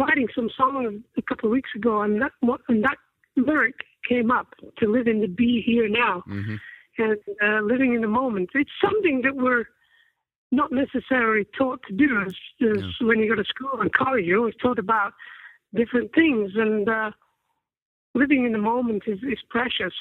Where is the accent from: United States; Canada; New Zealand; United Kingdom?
United Kingdom; Accrington, North West England; I come from Accrington, which is a small town north of Manchester